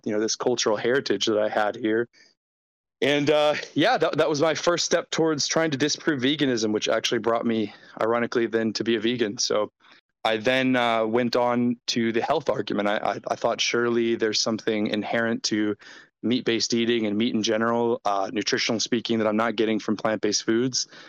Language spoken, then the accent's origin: English; United States; I'm American